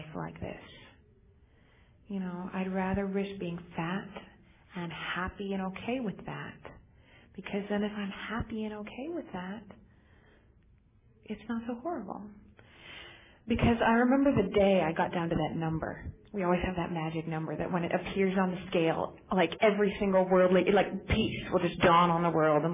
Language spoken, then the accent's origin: English; United States; also born or lived in Torrance; I'm actually from Lake Tahoe